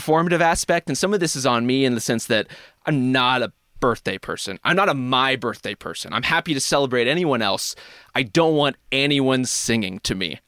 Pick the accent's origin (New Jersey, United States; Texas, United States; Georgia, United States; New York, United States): Texas, United States; my hometown in Texas